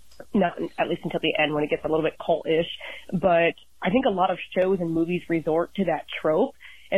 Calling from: Columbus, Ohio, United States; I'm calling in from Columbus, Ohio.

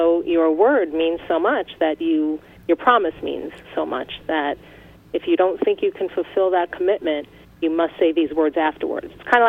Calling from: California, United States; Hi, I'm calling from California.

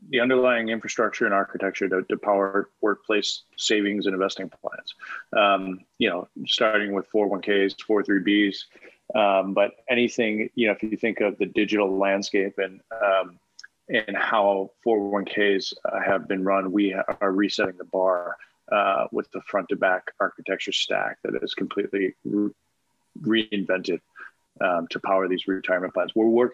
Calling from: New York, United States; I am in Westchester, just north of the city.

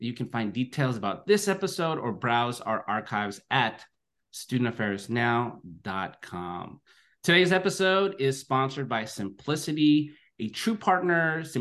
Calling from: Livermore, California, United States; I'm zooming in from Livermore, California, which is the ancestral home of the unceded territory of the Ohlone Muwekma, the Chochenyo speaking people.

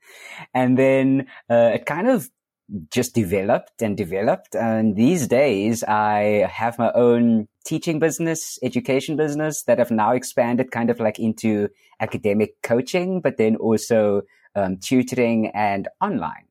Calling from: Cape Town, Western Cape, South Africa; I am calling in from Cape Town, South Africa.

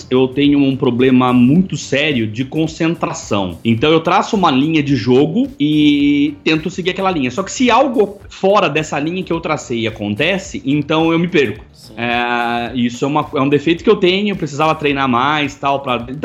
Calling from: Itapeva, São Paulo, Brazil; Eu sou empresário, eu estou falando de Itapeva, São Paulo.

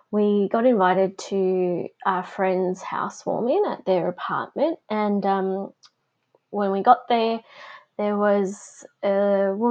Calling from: Victoria, Australia; I am coming from Victoria down in Bass Coast, so the lands of the Bunurong people.

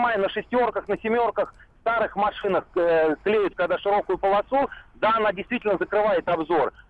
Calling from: Saratov, Saratov Oblast, Russia; Ну, я из Саратова, и я вот, честно говоря, десятками э, отсылаю с видеорегистратора с телефона с видеокамеры.

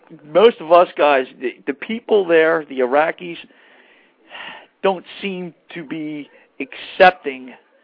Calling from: Mount Holly, New Jersey, United States

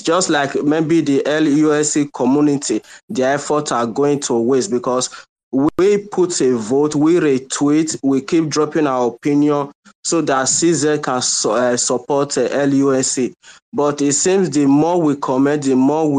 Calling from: Nigeria; I'm calling from Nigeria.

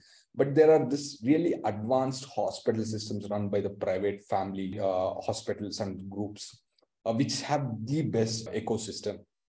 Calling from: Bangalore, Karnataka, India; Yeah, I'm joining from Bangalore, India today, and a bright summer. It's also known as the Silicon Valley of the East.

